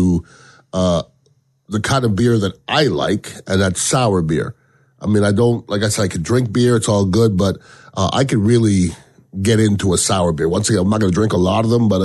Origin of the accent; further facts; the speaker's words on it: Canada; now in Tampa Bay, United States; being Canadian